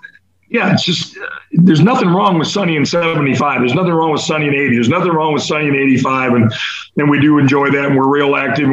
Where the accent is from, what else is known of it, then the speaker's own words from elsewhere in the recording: Iowa City, Iowa, United States; moved away as an adult; now in Sarasota, United States; I grew up in Iowa City